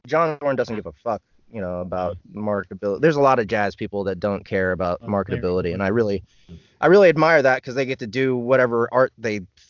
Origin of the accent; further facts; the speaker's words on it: Kansas City, United States; I'm born and raised in Kansas City